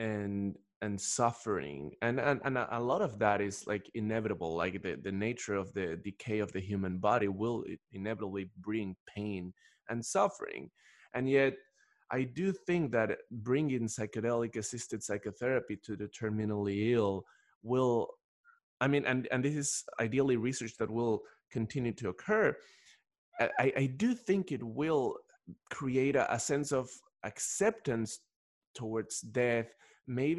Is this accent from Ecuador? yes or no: yes; Ecuador; moved away; I'm originally from Ecuador, and in Ecuador, people speak Spanish